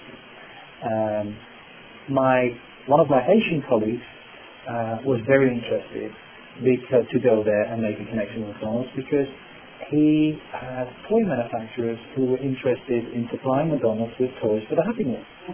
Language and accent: English; Netherlands; accent: British; English is a second language; moved away as an adult; now in Chicago, United States; I'm from the Netherlands